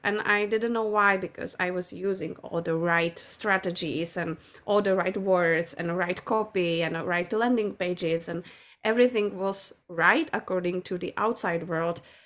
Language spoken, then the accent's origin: English; Czechia; I'm from Czech Republic